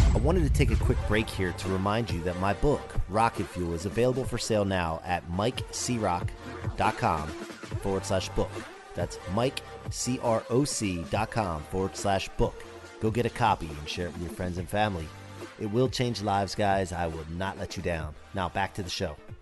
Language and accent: English; southeastern Pennsylvania, United States; I grew up in mm. uh, southeastern Pennsylvania